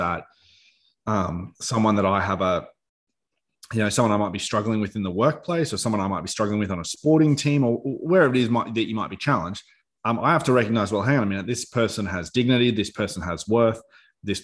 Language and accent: English; Australia; we have a responsibility as Australians